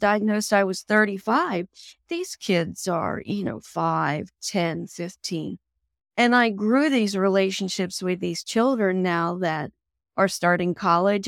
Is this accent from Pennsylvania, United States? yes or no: yes; Pennsylvania, United States; moved away; also born or lived in Harrisburg, Pennsylvania; my hometown of Campbell, Pennsylvania